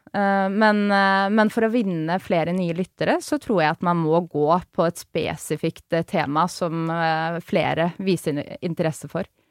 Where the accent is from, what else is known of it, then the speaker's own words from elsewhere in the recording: Oslo, Norway; er jo født og oppvokst i Oslo